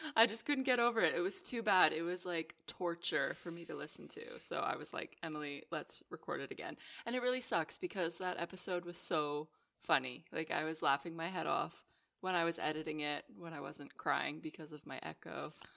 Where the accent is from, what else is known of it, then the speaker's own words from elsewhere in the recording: Canada; now in Netherlands; growing up in Canada, the roads there, they're so big